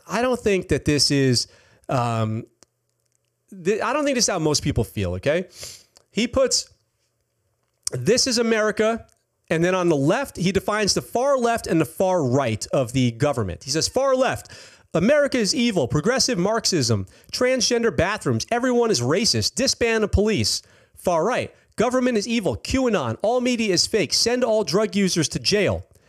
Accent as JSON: {"language": "English", "town": "Poughkeepsie", "region": "New York", "country": "United States", "said": "I'm from Poughkeepsie"}